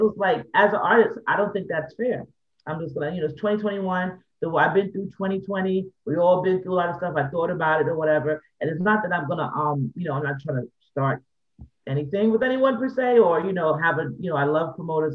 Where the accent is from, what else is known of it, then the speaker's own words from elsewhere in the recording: New York City, New York, United States; Growing up in the Bronx